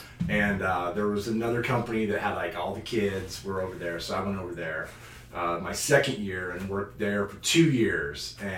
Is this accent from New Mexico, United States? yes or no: no; Carnation, Washington, United States; I grew up in Carnation, Washington, just a small town. Grew up in the house my mom grew up in, as a matter of fact.